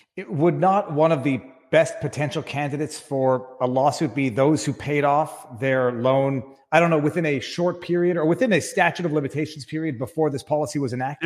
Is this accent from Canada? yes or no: yes; Quebec, Canada; as a Canadian, Quebec lawyer